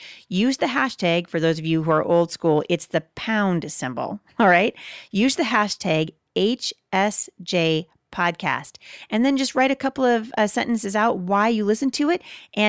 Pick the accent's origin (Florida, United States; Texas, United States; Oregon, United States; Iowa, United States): Oregon, United States; Portland; accent: Portland accent; My accent's kind of a Portland accent, really.